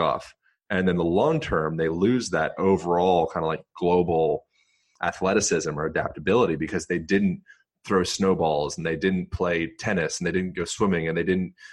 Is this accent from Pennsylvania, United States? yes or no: yes; Lancaster, Pennsylvania, United States; I grew up in Lancaster, Pennsylvania, which is, you know, it's like Amish, notorious for like Amish country type area